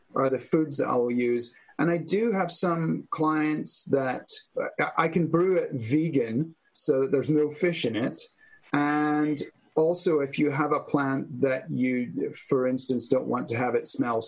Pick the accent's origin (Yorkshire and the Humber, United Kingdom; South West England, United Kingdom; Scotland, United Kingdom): Scotland, United Kingdom; moved away; Scotland, in my home country